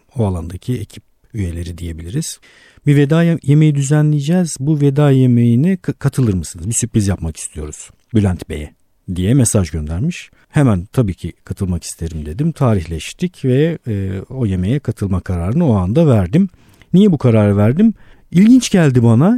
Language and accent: Turkish; Istanbul, Turkey; bin dokuz yüz yetmiş bir İstanbul doğumluyum